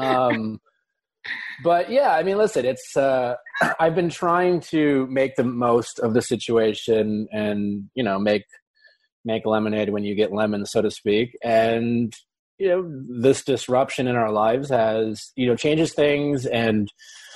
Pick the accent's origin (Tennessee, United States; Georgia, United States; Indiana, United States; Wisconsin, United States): Wisconsin, United States; growing up in Wisconsin